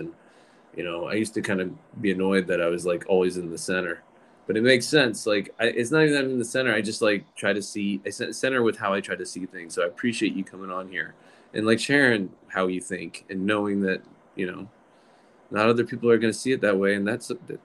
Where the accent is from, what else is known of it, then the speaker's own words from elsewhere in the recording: Virginia, United States; I grew up in Virginia, and like I said, it was pretty Southern